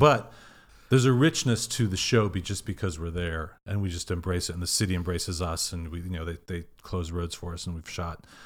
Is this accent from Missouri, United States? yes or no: yes; Kansas City, Missouri, United States; moved away; also born or lived in Madison, Wisconsin / Deerfield, Illinois / Texas; grew up in Kansas City.